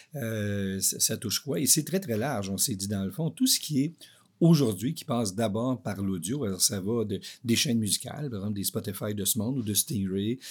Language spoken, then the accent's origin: French; Maniwaki, Quebec, Canada; moved away; Je, je viens de, de l'Outaouais, puis euh, j'étais à Maniwaki.